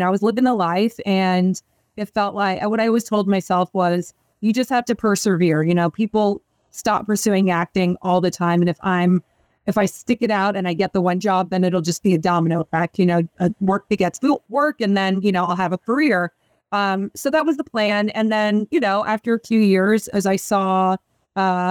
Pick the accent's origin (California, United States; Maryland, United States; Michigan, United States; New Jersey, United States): California, United States; San Diego; moved away as an adult; also born or lived in Evanston, Illinois / New York; I grew up in San Diego from the time from as long as I can remember